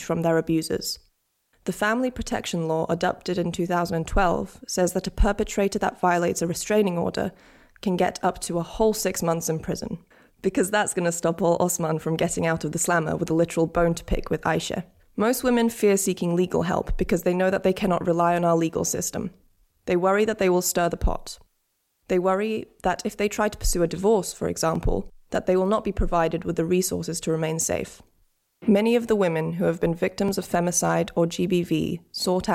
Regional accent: Turkey; moved away as an adult; I'm half English and half Turkish. My dad's Turkish and I grew up in Turkey and moved here when I was 18.

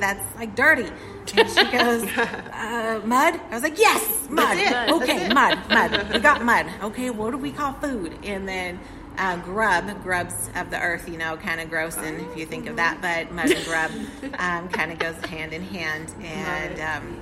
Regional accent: Temecula, California, United States; moved away as an adult; also born or lived in San Diego County, California; now in Crossville, United States; I was 6 years old, and I moved from the kind of the beach area in San Diego County. And then when I was six, I lived ever since in Temecula. And I moved from Temecula to here in 2019.

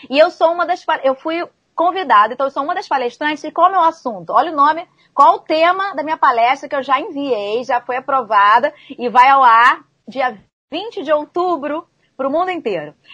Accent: Rio de Janeiro, Brazil; Então eu atendo aqui, eu sou do Rio de Janeiro, como Jovita, né?

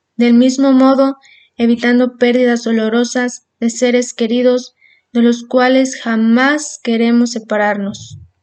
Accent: Mexico; nosotros los estudiantes somos el futuro de México

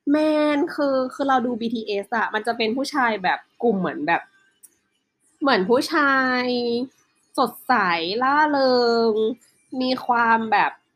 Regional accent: Northern Thailand, Thailand; เราเป็นคนภาคเหนือ

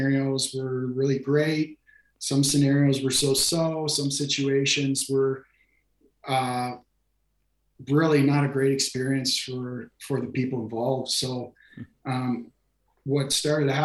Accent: New Brunswick, Canada; moved away as an adult; also born or lived in China; I grew up in Canada and did my undergraduate and graduate degree in education out of the East Coast of Canada. I'm from New Brunswick

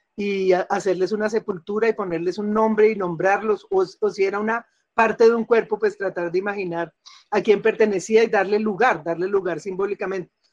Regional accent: Bogotá, Colombia; also born or lived in Cali; yo crecí en Bogotá, mi infancia fue en Cali, pero después pues, crecí en Bogotá

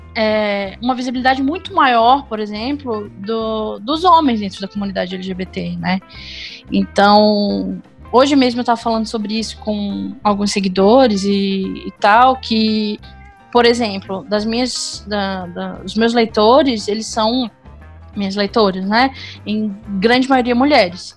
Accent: Florianópolis, Santa Catarina, Brazil; moved away as an adult; now in São José dos Campos, Brazil; Eu moro em São José dos Campos, mas originalmente eu sou de Florianópolis. É, eu me mudei tem pouco tempo para cá.

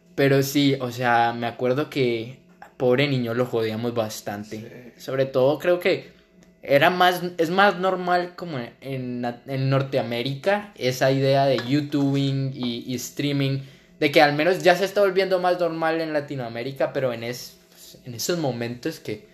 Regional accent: Cali, Valle del Cauca, Colombia; moved away as an adult; now in Vancouver, Canada; viví y nací 19 años en Cali, Colombia.

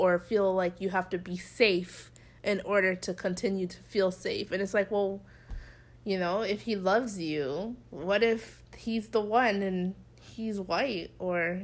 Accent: Toronto, Ontario, Canada; accent: Toronto; now in United States; I turn off my Toronto accent, and I try and sound as plain as possible, because people already point out my accent as it is.

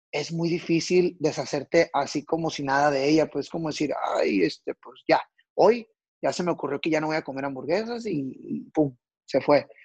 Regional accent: Culiacán, Sinaloa, Mexico; yo soy originario de la ciudad de Culiacán, Sinaloa.

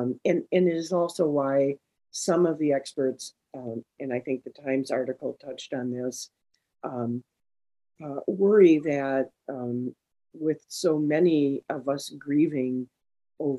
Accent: St. Paul, Minnesota, United States; I am here in my hometown of St. Paul, Minnesota

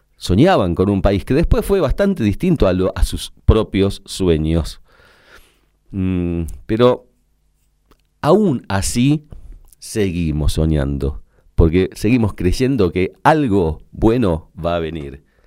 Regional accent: Argentina; Yo, como muchos argentinos, estaba muy desesperanzado en aquella época

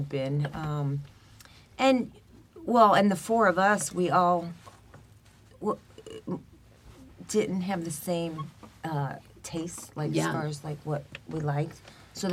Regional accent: Chicago, Illinois, United States; moved away; I grew up in Chicago

